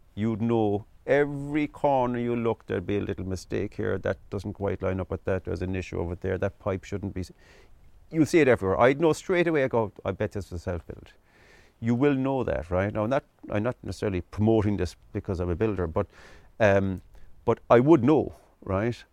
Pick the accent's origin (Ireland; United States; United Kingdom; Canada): Ireland; Midleton, Munster; I'm originally from Middleton in, in County Cork, East Cork